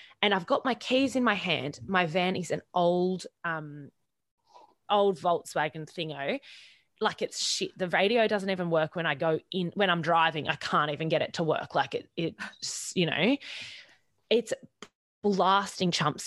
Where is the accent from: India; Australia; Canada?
Australia; Queensland; also born or lived in Sydney; I was driving from Sydney up to Queensland back home